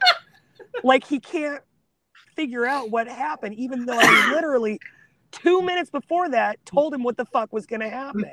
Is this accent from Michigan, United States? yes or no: no; Oregon, United States; moved away; I grew up in Oregon